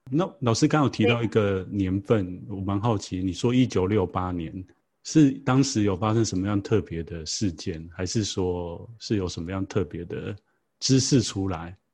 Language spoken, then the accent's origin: Chinese; Taiwan; 从小我们在台湾长大的小孩啊